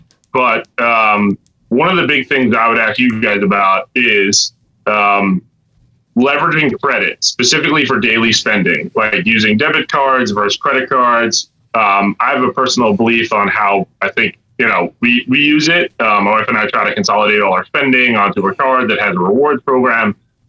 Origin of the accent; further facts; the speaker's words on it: Long Island, South Shore, New York, United States; I'm born and raised on Long Island on the South Shore. My parents still have a place down in Oak Beach